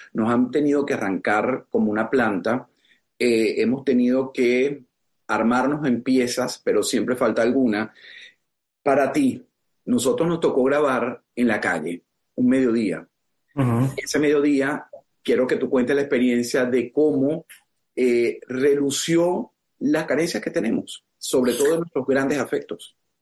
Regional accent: Venezuela; now in South Florida, United States; para nosotros como venezolanos

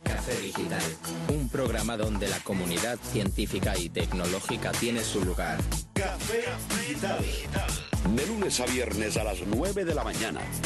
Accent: Havana, Cuba; yo soy habanero del Vedado, de Cojima

